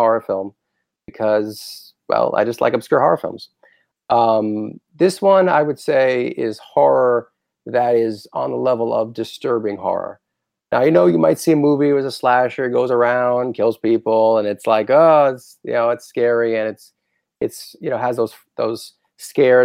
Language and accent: English; Boca Raton, Florida, United States; as someone who grew up in Florida